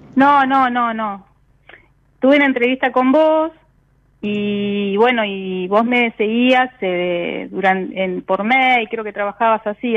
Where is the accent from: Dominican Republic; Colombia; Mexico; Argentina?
Argentina; La Plata, Buenos Aires Province; De La Plata